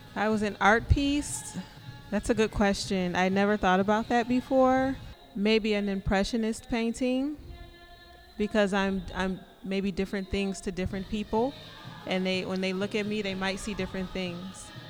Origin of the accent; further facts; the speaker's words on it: Chicago, Illinois, United States; now in Des Plaines, United States; I'm from Chicago